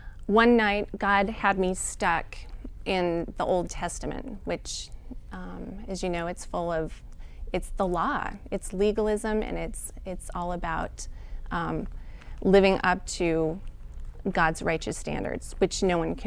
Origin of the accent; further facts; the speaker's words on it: Salt Lake City, Utah, United States; I was born and raised in Salt Lake City and raised as a Mormon